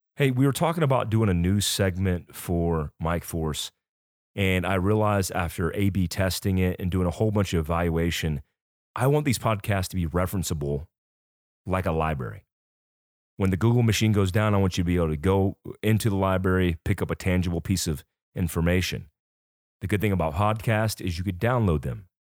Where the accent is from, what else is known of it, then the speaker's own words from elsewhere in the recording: United States; being born in this great country